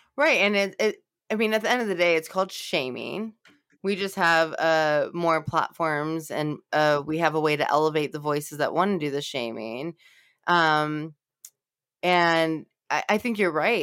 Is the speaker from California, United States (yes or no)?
yes; Los Angeles, California, United States; now in Cincinnati, United States; I'm from Los Angeles and I was raised in a more multicultural environment